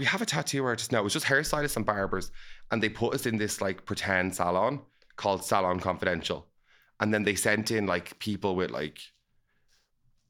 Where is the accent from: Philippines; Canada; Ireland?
Ireland; Dublin, Leinster